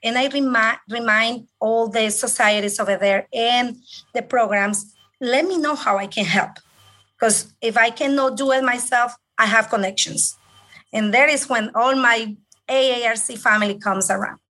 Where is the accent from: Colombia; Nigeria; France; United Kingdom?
Colombia; English is a second language; moved away as an adult; also born or lived in Bogota, Colombia / Illinois, United States; now in United States; I am originally from Colombia, South America and I came here back in 1999